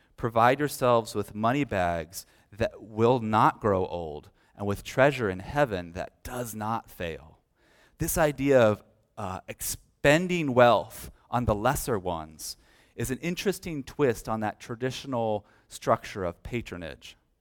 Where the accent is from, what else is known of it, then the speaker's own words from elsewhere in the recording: United States; As American Christians